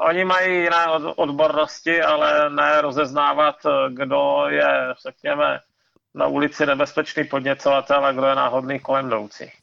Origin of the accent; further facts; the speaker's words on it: Ostrava region, Moravian-Silesian Region, Czechia; vyrostl jsem, vyrostl jsem na Ostravsku